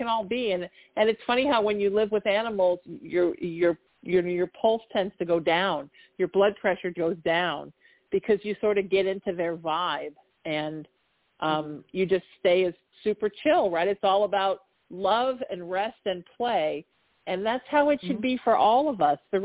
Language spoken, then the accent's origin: English; Orange County, Southern California, United States; I grew up in Orange County in the 80s